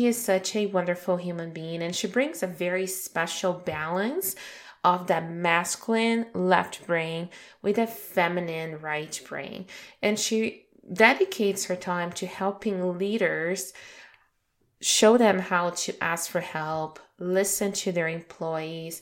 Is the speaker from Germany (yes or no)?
no; Brazil; moved away; also born or lived in Toronto, Canada; Brazil, which is my home country